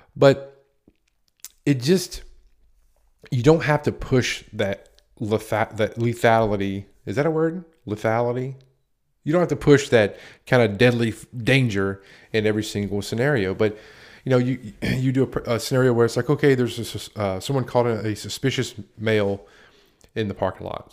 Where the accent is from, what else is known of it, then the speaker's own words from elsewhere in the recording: United States; I worked in a town that's right on the border of Virginia and North Carolina, right off of Interstate ninety-five